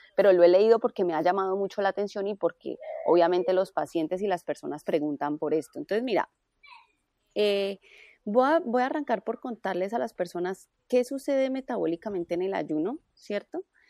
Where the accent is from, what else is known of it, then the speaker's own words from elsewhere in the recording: Cali, Valle del Cauca, Colombia; also born or lived in Bogotá; y soy caleña, entonces volví a, Cali